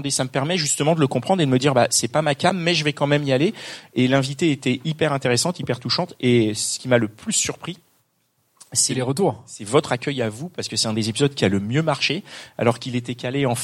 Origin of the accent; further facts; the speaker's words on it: Paris, Île-de-France, France; on a toujours eu ce côté parisien parce qu'on est parisien.